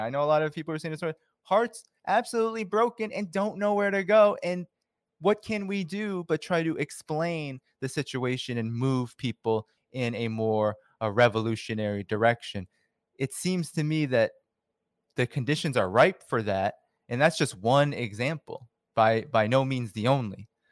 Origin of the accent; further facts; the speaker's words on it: Boston, Massachusetts, United States; I grew up in Boston